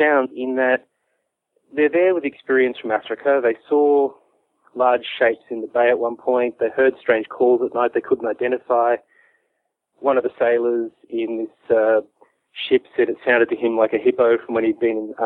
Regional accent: Warragul, Victoria, Australia; also born or lived in Drouin, Victoria; since I was a little boy growing up around Warragul and Druin in Gippsland

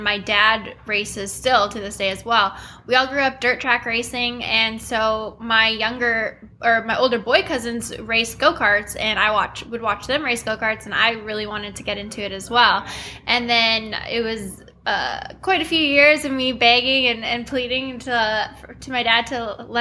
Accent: Winnipeg, Manitoba, Canada; moved away as an adult; now in North Carolina, United States; I'm from Winnipeg, Manitoba, Canada, and I now live in North Carolina.

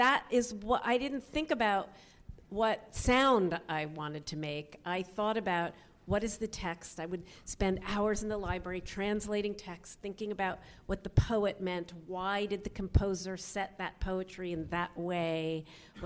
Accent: Washington D.C. suburb, Maryland, United States; moved away; also born or lived in New York; I grew up in a Washington D.C. suburb

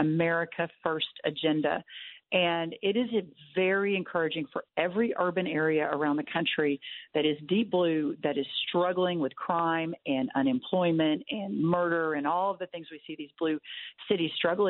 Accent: Texas, United States; my home state of Texas

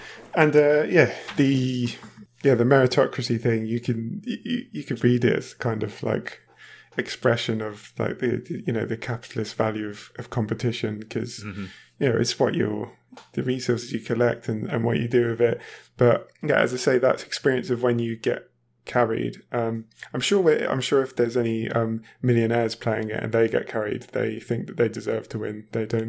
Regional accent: United Kingdom; moved away as an adult; now in Germany; I used to live in the UK, obviously. I am British, yeah.

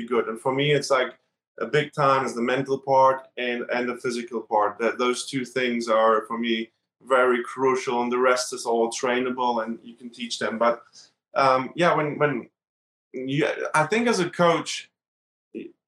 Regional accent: Berlin, Germany; moved away; I grew up in Berlin and Germany

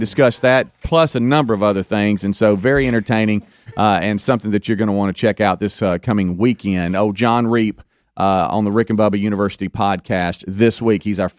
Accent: Gulf Coast of Mississippi, United States; Growing up on the Gulf Coast of Mississippi

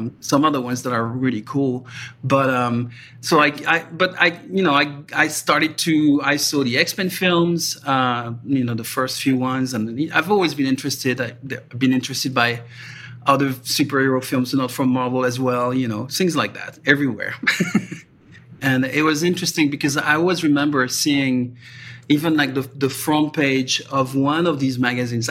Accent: France; moved away; I'm French, and I was born in France, and I was, you know, raised in France.

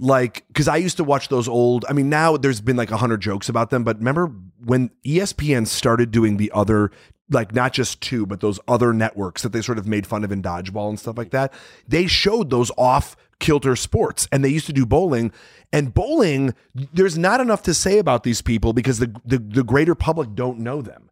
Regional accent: Chicago, Illinois, United States; growing up in Chicago

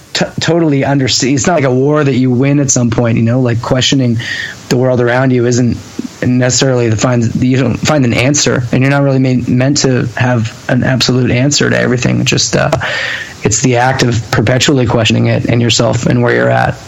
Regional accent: Hamilton, Ontario, Canada; growing up in Hamilton

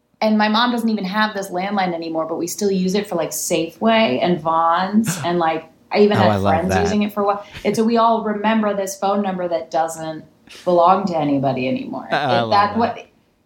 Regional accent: Bay Area, San Francisco area, California, United States; moved away as an adult; now in Los Angeles, United States; we're from the Bay Area, like San Francisco area

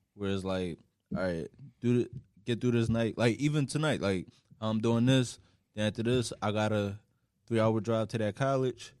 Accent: Philadelphia, Pennsylvania, United States; moved away as an adult; now in New York, United States; I've literally just been West Philly my whole life

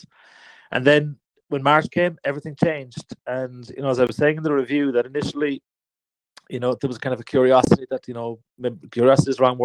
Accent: Cork, Munster, Ireland; I'm a photographer from Cork

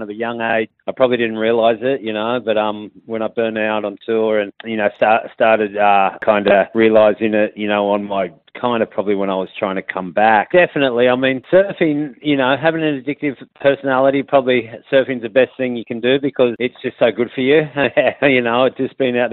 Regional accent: Sydney, New South Wales, Australia; I grew up in front of Captain Cook's anchor

